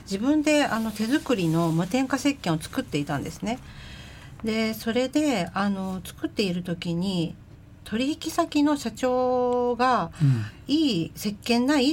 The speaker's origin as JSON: {"language": "Japanese", "region": "Kyoto", "country": "Japan", "tie": "born or raised there", "moved": "yes", "lives_now": "Tokyo, Japan", "said": "京都の京都生まれ京都育ちになります"}